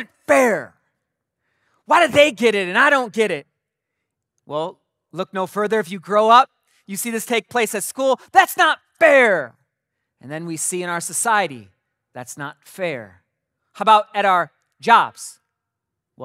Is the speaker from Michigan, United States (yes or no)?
yes; Mason, Michigan, United States; also born or lived in Pinckney, Michigan; 9 years old, we moved to a new city from Pinckney, this little tiny village, to Mason